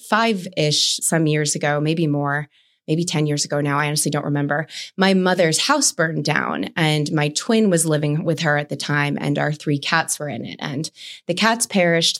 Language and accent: English; East Coast, United States; growing up on the East Coast